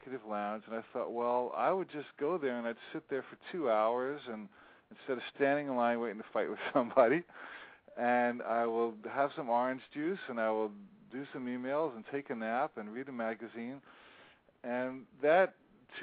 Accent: New Jersey, United States; moved away; also born or lived in Hawaii; See, I grew up in New Jersey

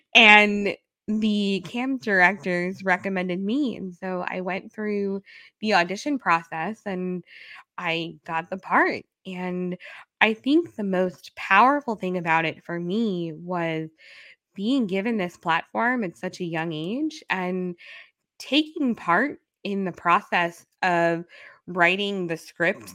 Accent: New York City, New York, United States; I'm a New Yorker

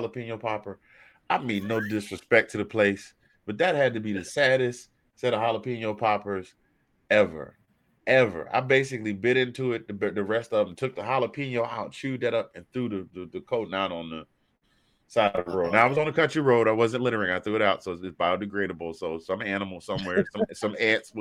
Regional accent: the South, United States; I'm from the South

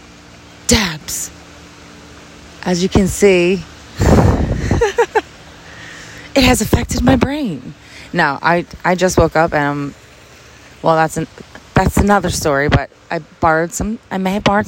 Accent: New Jersey, United States; We're from Jersey

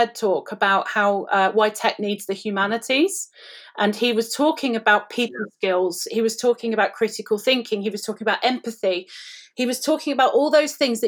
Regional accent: United Kingdom; I'm British.

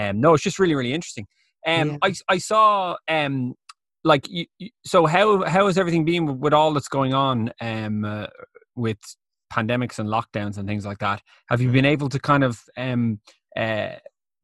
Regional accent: Dublin, Leinster, Ireland; I'm from Rathfarnham

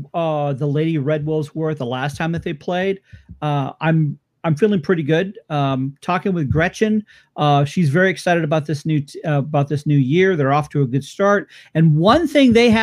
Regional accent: Phoenix, Arizona, United States; my hometown team, which is Phoenix Rising

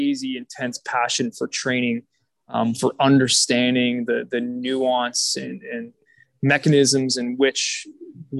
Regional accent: Cambridge, Ontario, Canada; I grew up in Cambridge, Ontario

